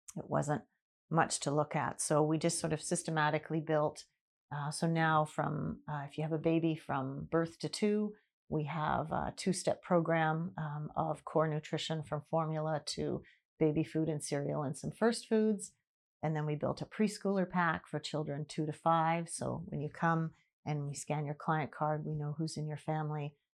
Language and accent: English; Vancouver, British Columbia, Canada; moved away as an adult; I grew up in Vancouver till I was twenty-one